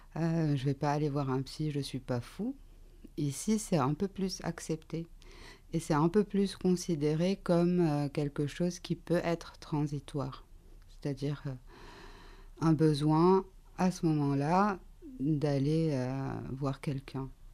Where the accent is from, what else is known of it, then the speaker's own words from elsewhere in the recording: Lebanon; now in France; au, Liban et là où j'ai grandi